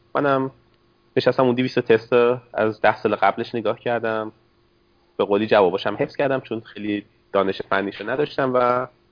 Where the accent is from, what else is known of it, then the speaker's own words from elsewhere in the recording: Isfahan, Iran; accent: Isfahani; moved away as an adult; also born or lived in Canada; now in Seattle, United States; لهجم که نشون میده اصفهانی هستم